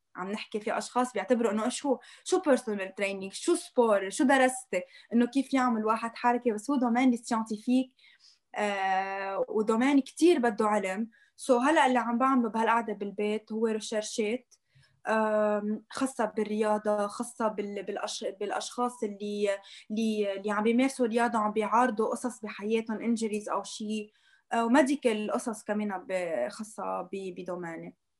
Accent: Lebanon; عندنا بلبنان

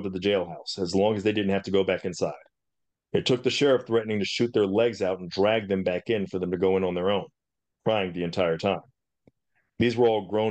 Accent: Mississippi, United States; now in San Antonio, United States; I grew up in Mississippi

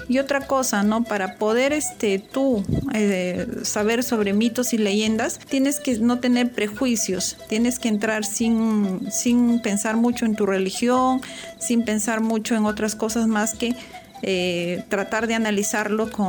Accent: Huacrachuco, Huánuco, Peru; soy de la sierra y desde pequeña siempre he crecido escuchando mitos, ¿no? En mi pueblo que es Huacrachuco, eh, que, que queda en la provincia de Marañón en Huánuco.

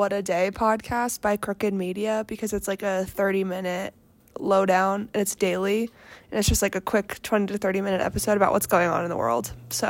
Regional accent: East Coast, United States; moved away; I grew up on the East Coast

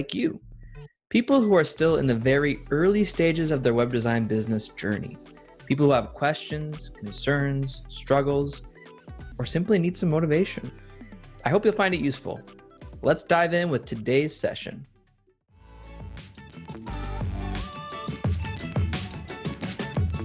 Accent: Montreal, Quebec, Canada; now in Toronto, Canada; I am in Toronto now, but I'm originally from Montreal

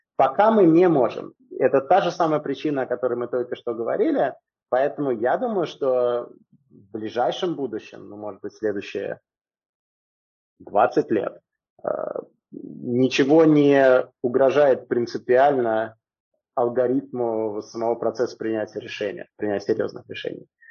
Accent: Moscow, Russia; moved away as an adult; now in Singapore; Я родился в Москве и большую часть жизни я прожил в Москве

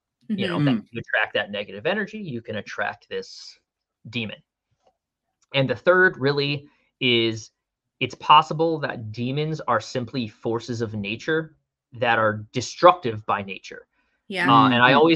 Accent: Connecticut, United States; I'm from Connecticut

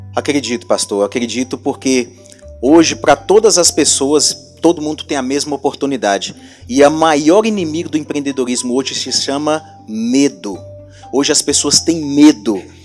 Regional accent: Montes Claros, Minas Gerais, Brazil; eu sou aqui da cidade de Montes Claros

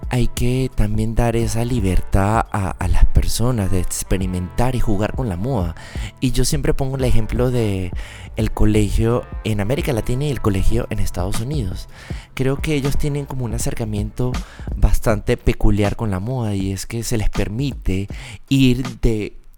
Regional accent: Venezuela; now in Bogotá, Colombia; Yo soy de Venezuela. ¿Y entonces? Pero del Caribe. Solo que estoy súper apañado de Bogotá.

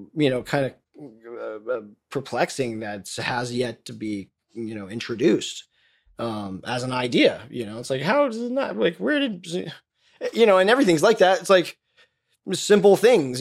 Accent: Florida, United States; when I was growing up in the South

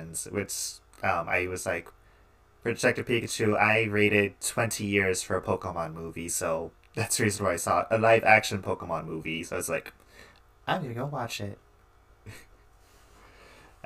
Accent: Texas, United States; we're from Texas

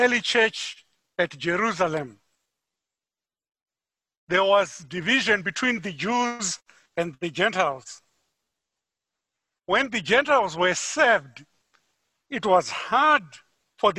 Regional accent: Harare, Zimbabwe; moved away; I'm from Harare, Zimbabwe.

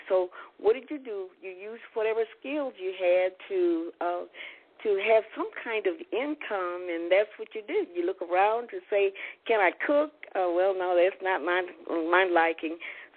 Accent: Houston, Texas, United States; growing up in Houston, it just seemed as though everybody had a job

